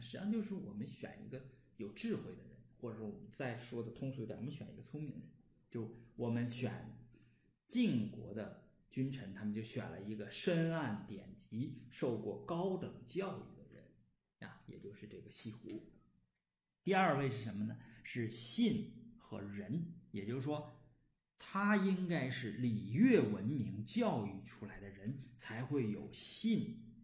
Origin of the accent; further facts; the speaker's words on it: Northeast China, China; accent: Northeastern dialect; 用我们东北话说